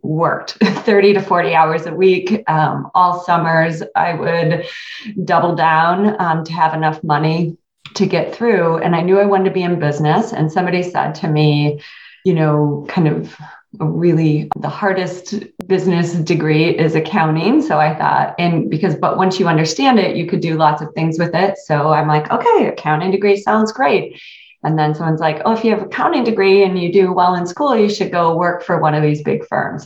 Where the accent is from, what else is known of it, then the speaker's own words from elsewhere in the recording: Quincy, Michigan, United States; I grew up in Quincy, Michigan, which is a town of about 1,200 people